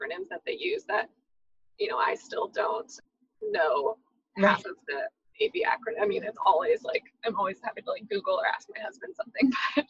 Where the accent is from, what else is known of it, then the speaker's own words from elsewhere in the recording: Houston, Texas, United States; moved away as an adult; now in Florida, United States; I am born and mostly raised in Texas, in Houston specifically, and then went to Texas A&M